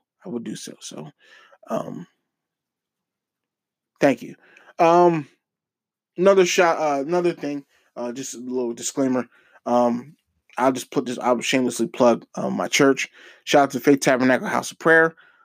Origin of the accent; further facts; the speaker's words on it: Norristown, Pennsylvania, United States; my hometown area, Norristown